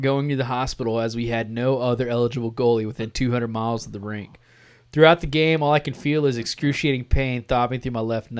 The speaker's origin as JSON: {"language": "English", "region": "Texas", "country": "United States", "said": "I'm from Texas."}